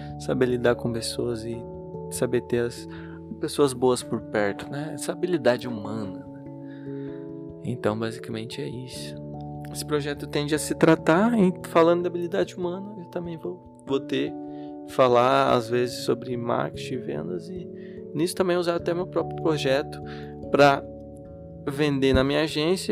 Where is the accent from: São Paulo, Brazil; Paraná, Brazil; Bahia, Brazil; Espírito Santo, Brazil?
Paraná, Brazil; Curitiba; no lugar onde eu nasci, que eu cresci em Curitiba